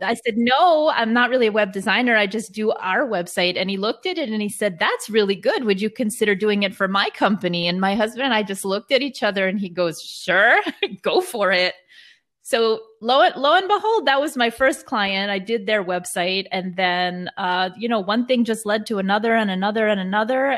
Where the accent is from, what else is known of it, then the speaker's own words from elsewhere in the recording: New York City, New York, United States; I'm originally from New York, but, uh, parents are from Israel